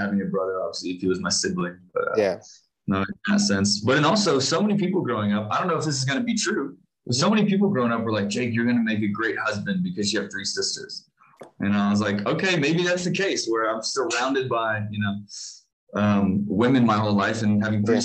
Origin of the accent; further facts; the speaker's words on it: Tennessee, United States; moved away as an adult; now in Johannesburg, South Africa; I grew up in Tennessee in the Southeast